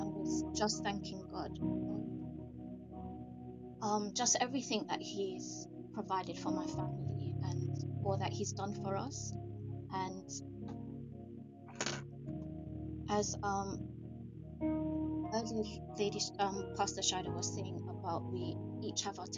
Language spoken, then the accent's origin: English; Jamaica; I grew up in Jamaica